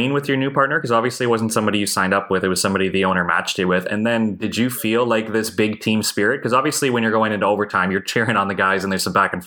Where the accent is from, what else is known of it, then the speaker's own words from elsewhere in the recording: Canada; as a Canadian